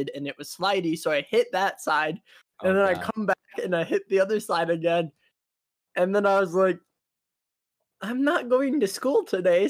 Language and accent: English; Minnesota, United States; I'm from Minnesota